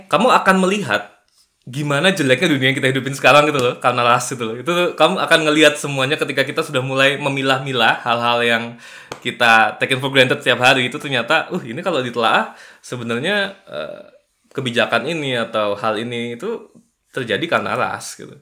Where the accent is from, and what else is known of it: Kalimantan, Indonesia